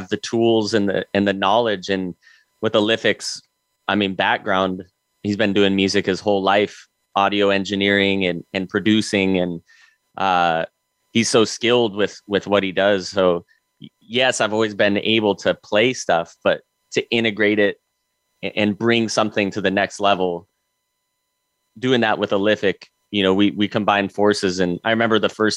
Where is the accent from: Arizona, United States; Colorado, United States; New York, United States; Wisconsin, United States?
Colorado, United States; growing up in Colorado